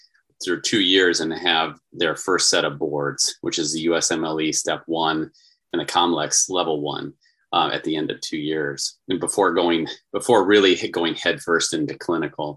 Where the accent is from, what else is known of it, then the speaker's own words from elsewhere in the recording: Iowa, United States; now in Arizona, United States; I'm from Iowa